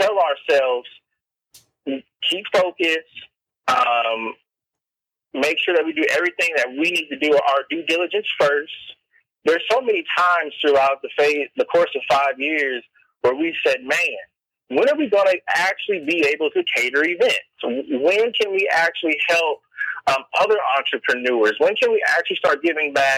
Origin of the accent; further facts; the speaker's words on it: Evansville, Indiana, United States; I'm from Evansville, Indiana.